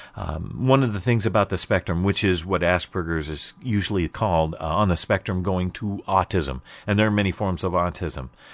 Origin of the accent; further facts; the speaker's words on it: Portland, United States; growing up in Portland all the way until trade school